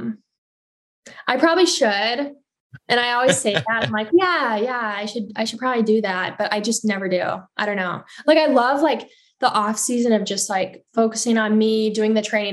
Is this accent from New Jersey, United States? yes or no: no; Hartland, Wisconsin, United States; also born or lived in Madison; Heartland, my hometown